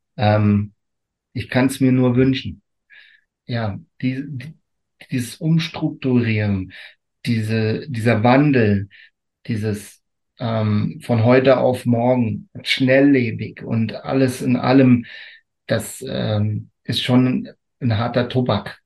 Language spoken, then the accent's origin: German; Rotenfels area, Rhineland-Palatinate, Germany; Und das ist meine Heimat